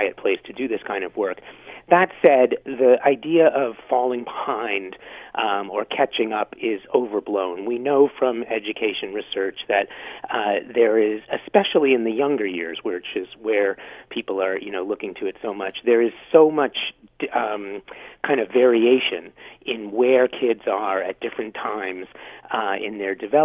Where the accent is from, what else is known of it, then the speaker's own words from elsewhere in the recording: New York City, New York, United States; now in Ottawa, Canada; I'm from New York originally